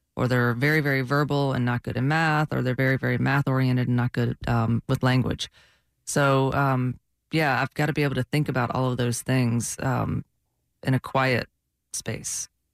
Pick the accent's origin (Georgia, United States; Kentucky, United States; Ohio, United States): Georgia, United States; now in Florida, United States; I'm from Georgia